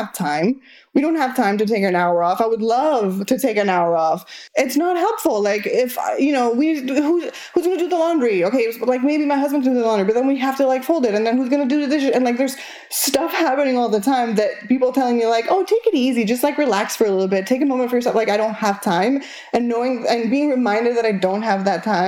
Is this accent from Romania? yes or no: no; Argentina; first language Spanish; English is a second language; moved away; I am from Argentina, so my first language is Spanish